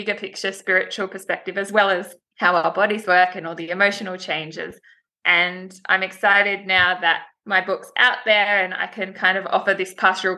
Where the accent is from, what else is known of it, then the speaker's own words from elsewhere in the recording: Sydney, New South Wales, Australia; also born or lived in Blue Mountains; I grew up in Sydney with my parents and my younger brother and sister.